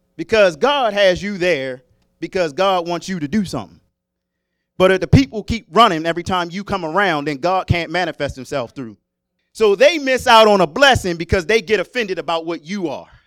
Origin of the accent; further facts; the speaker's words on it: Maryland, United States; moved away as an adult; I was born and raised in Maryland